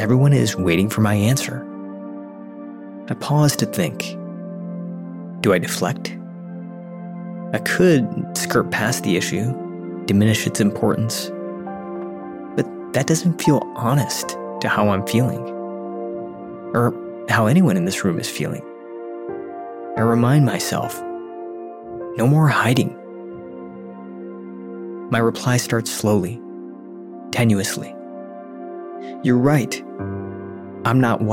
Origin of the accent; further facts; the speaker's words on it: a suburb just outside of Detroit, Michigan, United States; moved away; I'm back in my hometown, a suburb just outside of Detroit